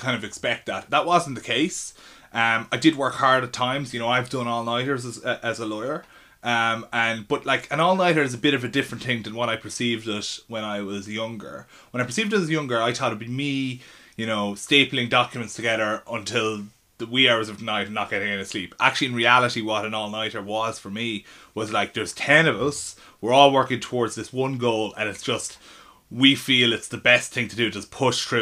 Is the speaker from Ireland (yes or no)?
yes; Ireland; accent: Irish; moved away as an adult; now in London, United Kingdom; it was a real advantage of being Irish in London, because when they heard my accent, they didn't know what to do with me